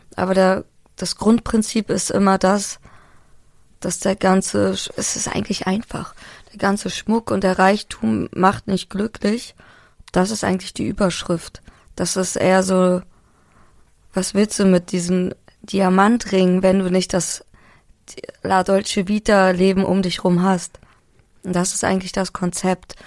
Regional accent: Hamburg, Germany; moved away; ich bin Hamburgerin und das merkt man auch in meiner Sprache

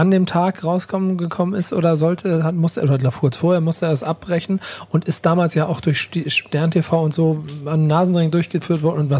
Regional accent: Frankfurt, Hesse, Germany; Ich bin Frankfurterin aus Bahnhofsviertel

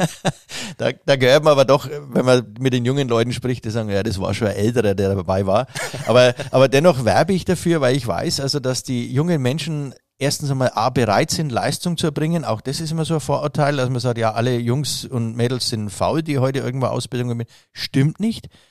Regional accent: Nuremberg, Bavaria, Germany; wir Franken

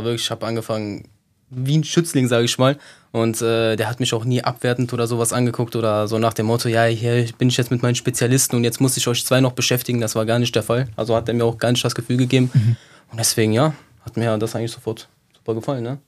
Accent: Sicily, Italy; now in Cologne, Germany; wie all die anderen Siziliener hier in Köln

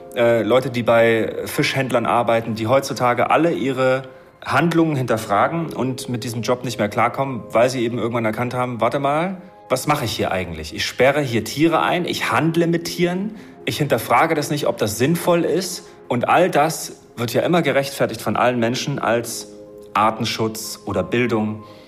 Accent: Germany; Ich bin ja in der DDR aufgewachsen

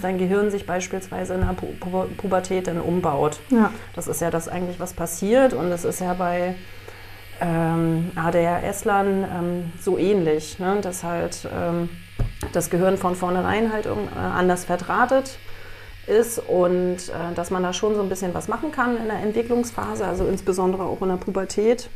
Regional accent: GDR, East Germany, Germany; Ich bin in der DDR groß geworden

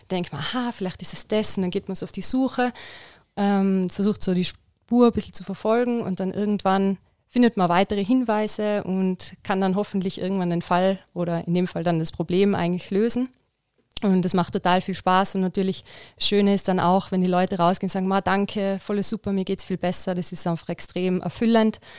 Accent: Innsbruck, Tyrol, Austria; Ähm, also ich bin aus Innsbruck. Ich habe in Innsbruck Physiotherapie studiert

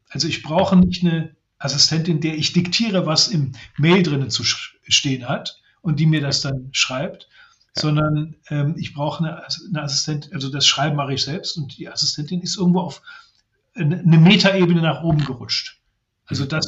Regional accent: Brussels, Brussels-Capital Region, Belgium; Mein Vater war okay. Journalist. Ich bin in Brüssel aufgewachsen unter äh, den äh, unter Kindern, deren Eltern Diplomaten, äh, Eurokraten, Industriemanager gewesen sind.

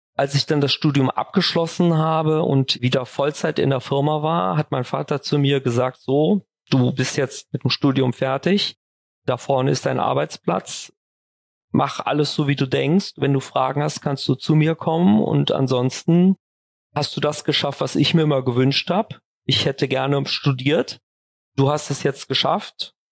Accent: Düsseldorf, North Rhine-Westphalia, Germany; also born or lived in Kaarst; fühle mich schon persönlich auch als Düsseldorfer jung und bin auch eigentlich viel in Düsseldorf unterwegs und bin leidenschaftlicher Düsseldorfer

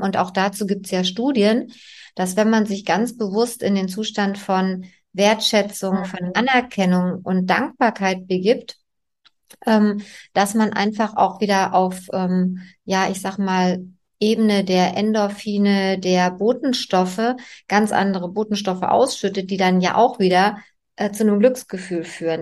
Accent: East Germany, Germany; ich bin ja in der DDR groß geworden

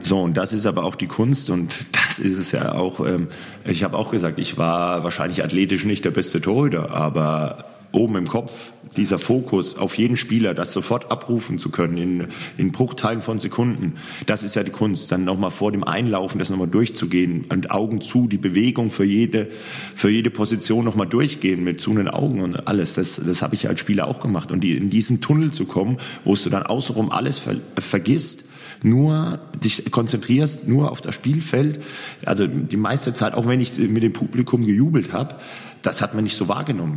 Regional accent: Würzburg, Bavaria, Germany; moved away as an adult; also born or lived in Großwallstadt / Lemgo / Gummersbach / Erlangen; er ist auch gebürtiger Heidingsfelder, so wie ich.

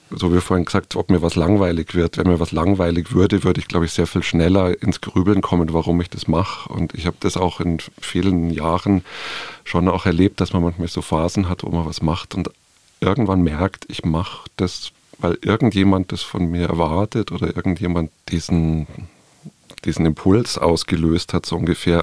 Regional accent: Munich, Bavaria, Germany; Tirol ist mir als Bayer, der sozusagen seine Kindheit irgendwie in den bayerischen und Tiroler Alpen irgendwie auch verbracht hat, eingeimpft und sehr vertraut. Und nichtsdestotrotz bin ich irgendwie halt ein Städter und ein Münchner

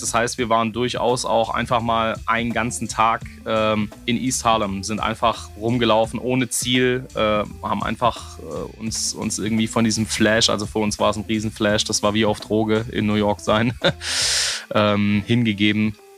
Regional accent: Southern Germany, Germany; hier, wo ich herkomme, in Süddeutschland

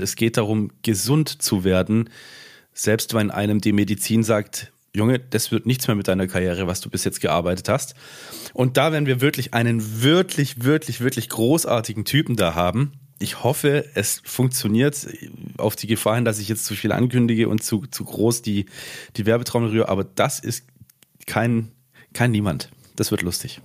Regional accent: Swabia, Germany; ich bin ja auch Schwabe, ich mache halt gern Dialekte nach

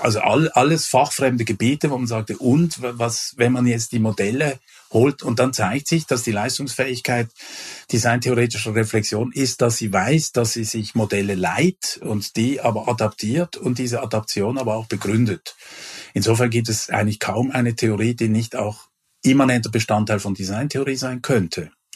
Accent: Switzerland; moved away; also born or lived in Germany; ich war in einem früheren Leben ja auch Schweizer, äh, ich bin es noch, aber ich bin auch Deutscher

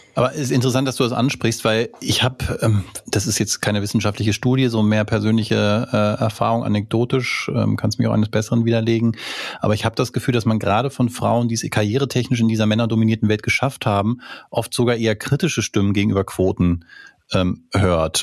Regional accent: Germany; wir kommen als äh, Deutsche

